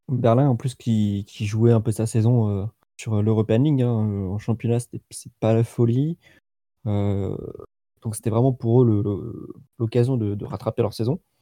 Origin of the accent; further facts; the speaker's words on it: France; on est français nous